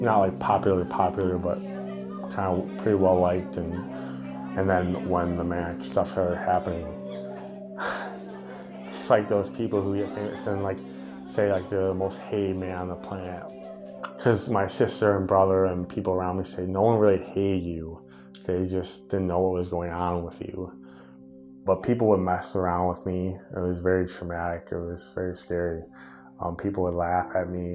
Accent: Monona, Wisconsin, United States; in Monona, back in my hometown

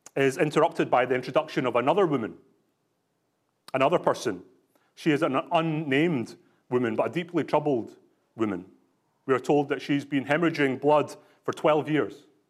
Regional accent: Glasgow, Scotland, United Kingdom; now in British Columbia, Canada; I was born in Glasgow in Scotland, so I'm not just putting this on

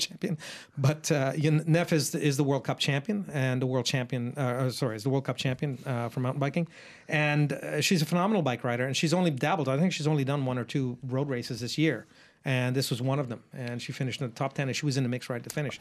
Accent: Australia; I'm not speaking just as an Australian

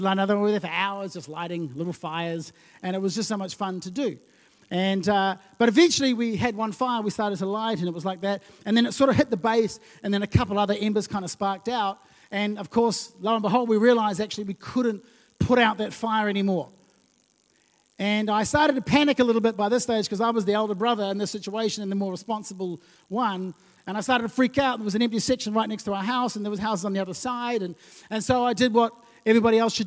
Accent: Lautoka, Western Division, Fiji; moved away; When I was growing up, I used to live in Fiji as a kid.

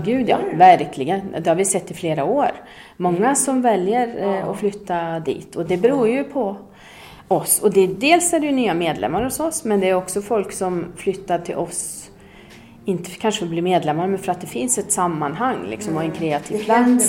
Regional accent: Åmål, Västra Götaland, Sweden; moved away as an adult; also born or lived in Gotland / Gothenburg / New York / Fröskog; now in Dalsland, Sweden; Jag, jag är uppväxt i Åmål

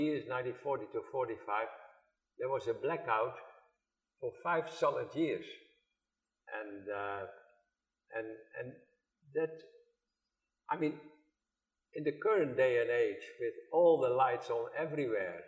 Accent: Groningen, Netherlands; English is a second language; moved away; I was born in Groningen

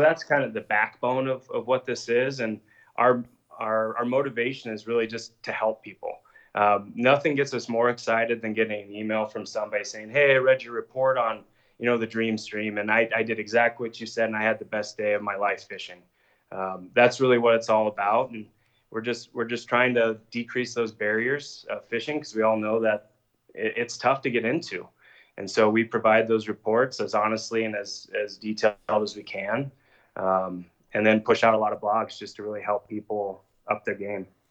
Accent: Evergreen, Colorado, United States; growing up in Evergreen, we both did

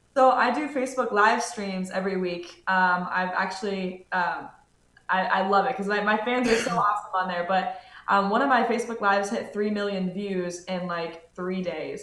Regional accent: Cincinnati, Ohio, United States; moved away as an adult; now in Middletown, United States; I'm originally from Cincinnati, Ohio, uh, but just moved to Middletown, Ohio, so it's like an hour north of Cincy.

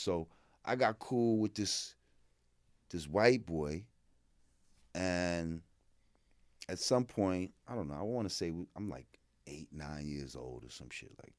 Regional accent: New Rochelle, New York, United States; also born or lived in Bronx; Born in the Bronx, grew up in New Rochelle in Westchester.

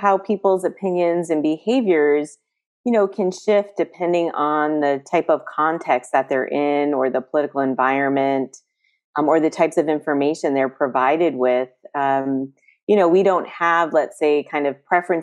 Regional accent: East Coast, United States; moved away; I'm from the East Coast

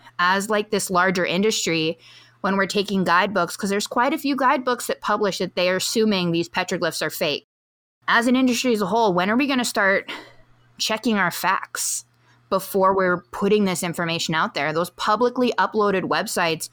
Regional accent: Hawaii, United States; As a Hawaiian

